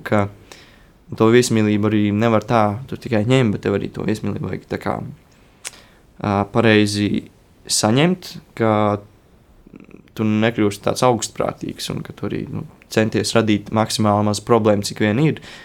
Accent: Latvia; mēs esam no Latvijas

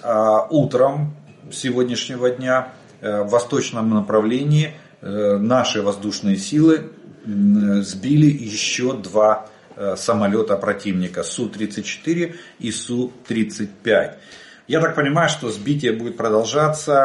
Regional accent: Ukraine; мы из Украины

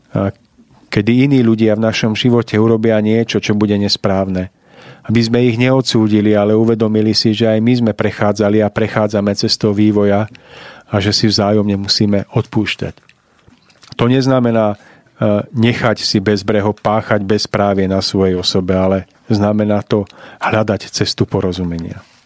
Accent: Orava, Žilina Region, Slovakia; tam v tej časti Oravy, odkiaľ pochádzam ja

